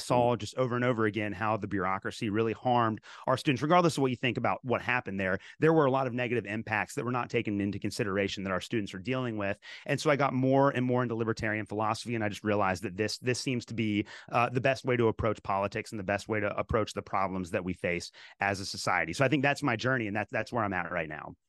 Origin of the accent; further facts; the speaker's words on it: Kentucky, United States; I was raised in Kentucky